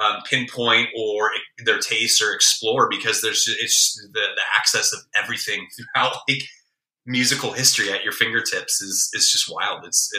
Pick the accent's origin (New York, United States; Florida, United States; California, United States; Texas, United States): California, United States; I obviously growing up in the Bay Area, or to a degree, any urban environment for that matter, you're going to be exposed to a little bit more